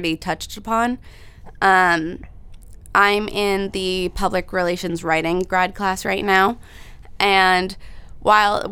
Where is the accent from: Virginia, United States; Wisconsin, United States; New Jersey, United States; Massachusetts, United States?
Massachusetts, United States; moved away as an adult; now in Connecticut, United States; I grew up in Massachusetts, right on the border of Rhode Island. And now I'm in Connecticut.